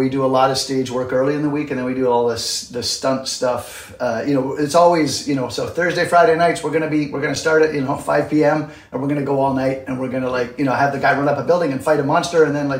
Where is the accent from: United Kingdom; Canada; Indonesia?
Canada; moved away as an adult; now in New York City, United States; But yeah, I'm Canadian, and I moved to New York City in, I think, 89 to do Broadway.